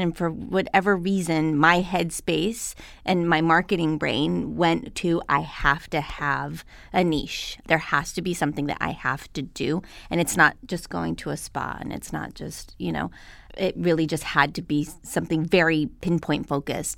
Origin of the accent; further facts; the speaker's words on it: Albuquerque, New Mexico, United States; now in Los Angeles, United States; I came from Albuquerque, New Mexico.